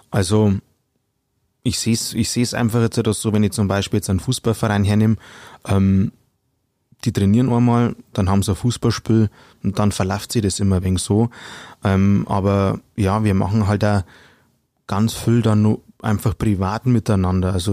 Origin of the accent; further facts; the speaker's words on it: Bavaria, Germany; accent: Upper Palatinate (Oberpfälzisch); Also ich rede gerne einen Dialekt, wobei ähm, ich arbeite in Mittelfranken